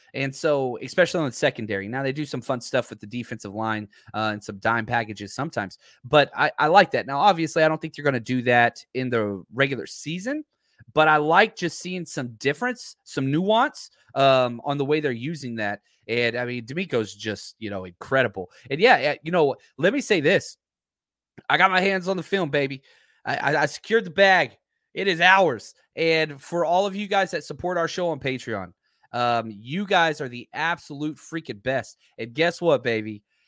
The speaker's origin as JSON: {"language": "English", "region": "Texas", "country": "United States", "said": "I'm from Texas"}